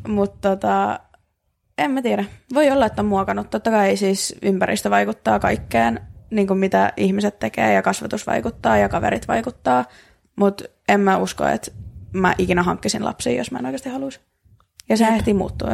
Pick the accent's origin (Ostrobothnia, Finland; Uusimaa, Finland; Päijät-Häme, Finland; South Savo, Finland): Uusimaa, Finland; Helsinki; me ollaan, no Helsingistä